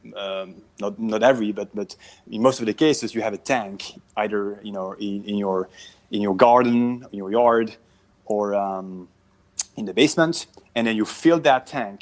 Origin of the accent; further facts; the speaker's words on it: Belgium; moved away as an adult; now in Southern California, United States; I'm from Belgium originally